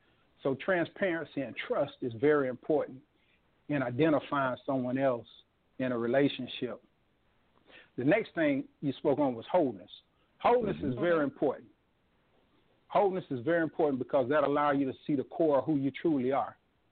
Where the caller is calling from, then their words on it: Gainesville, Florida, United States; calling from Gainesville, Florida.